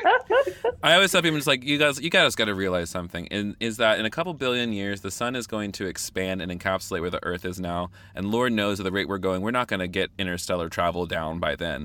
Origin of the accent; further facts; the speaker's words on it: the South, United States; I'm from the South